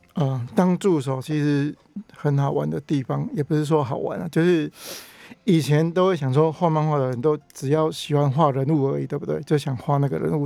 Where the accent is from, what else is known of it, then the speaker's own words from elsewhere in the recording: Taiwan; 小时候自己就是开干妈店的挖工对了，所以我就是在那边长大，我算混血儿啦